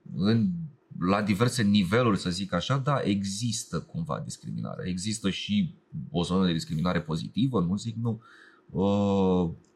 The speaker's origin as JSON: {"language": "Romanian", "country": "Romania", "said": "zona mea în care se vorbește rusa"}